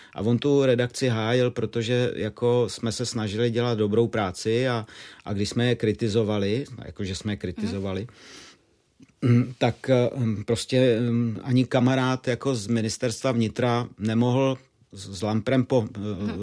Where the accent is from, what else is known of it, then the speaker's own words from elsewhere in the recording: Moravia, Czechia; navíc jsem žil na Moravě